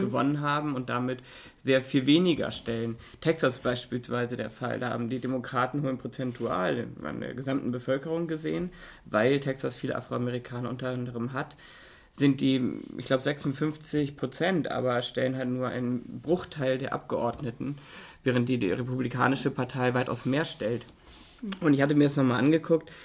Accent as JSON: {"language": "German", "country": "Germany", "said": "bei uns in Deutschland"}